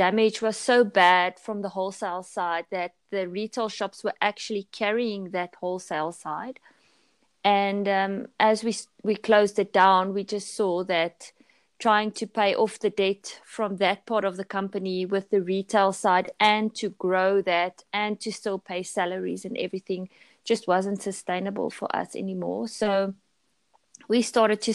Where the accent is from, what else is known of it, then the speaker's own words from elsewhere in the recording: South Africa; also born or lived in Pretoria; I'm from South Africa, and I live in Pretoria, which is a city, a quite large city in South Africa.